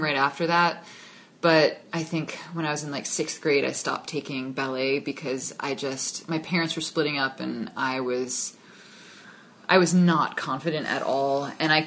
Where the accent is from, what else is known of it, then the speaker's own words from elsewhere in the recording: New York City, New York, United States; also born or lived in just outside of Manhattan; I grew up just outside of Manhattan, and we moved back into Manhattan when I was 9